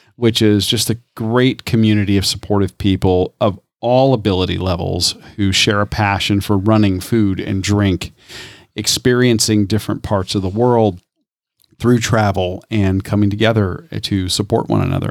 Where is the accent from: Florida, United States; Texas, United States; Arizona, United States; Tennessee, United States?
Florida, United States; Tampa; I'm from Tampa, number one, born and raised.